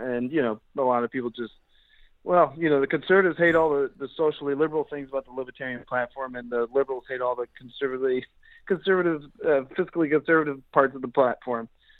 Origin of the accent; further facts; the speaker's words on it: Ohio, United States; especially running in Ohio, it wasn't as difficult. I just ran for mayor of my hometown 10 years ago when I was 24 years old.